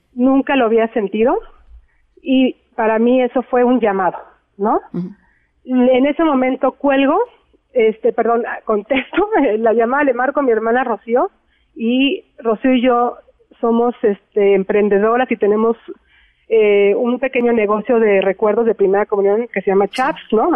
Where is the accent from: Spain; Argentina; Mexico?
Mexico